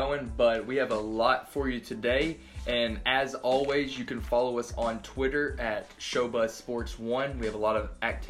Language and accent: English; Tampa, Florida, United States; I grew up in Tampa